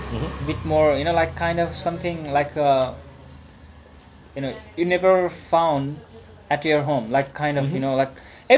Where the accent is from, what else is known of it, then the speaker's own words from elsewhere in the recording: Pokhara, Gandaki Province, Nepal; this is my hometown.